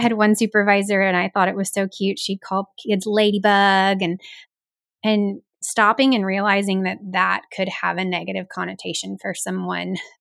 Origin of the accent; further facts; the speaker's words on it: the South, United States; as a Southerner